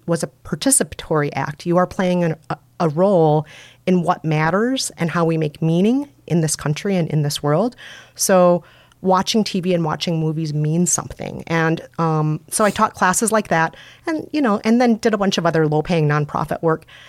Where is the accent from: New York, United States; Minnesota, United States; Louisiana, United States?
Minnesota, United States; accent: Minnesota; I'm from Minnesota, so I have a Minnesota accent